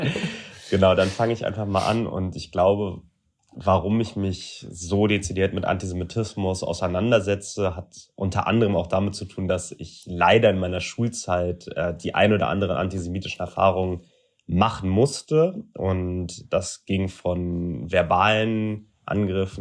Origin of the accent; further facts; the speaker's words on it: Frankfurt, Hesse, Germany; now in Berlin, Germany; dass ich nach Frankfurt, meiner Geburtsstadt und Berlin, meinem Wohnort in Köln, am häufigsten in Deutschland anzutreffen bin.